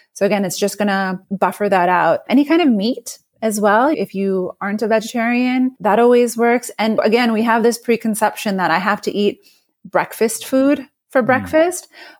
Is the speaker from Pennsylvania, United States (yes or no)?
no; New York, United States; I'm a New Yorker